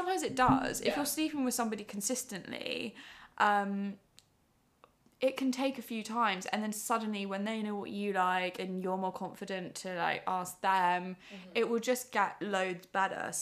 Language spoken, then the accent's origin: English; Surrey, South East England, United Kingdom; also born or lived in Exeter; now in London, United Kingdom; I grew up in Surrey